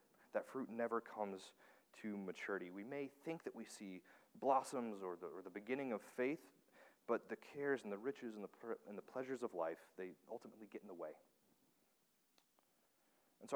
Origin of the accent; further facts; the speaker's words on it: Tennessee, United States; moved away; I'm from Tennessee.